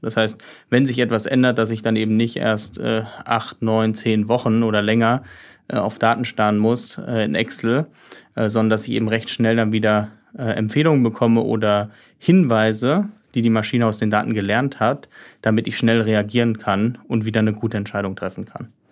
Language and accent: German; Heidelberg, Baden-Württemberg, Germany; ich bin ursprünglich, also ich komme aus Heidelberg